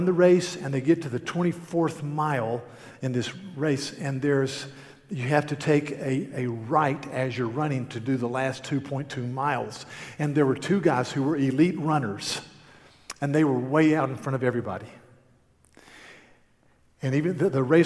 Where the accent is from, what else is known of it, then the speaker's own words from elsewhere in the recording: North Carolina, United States; I'm from North Carolina.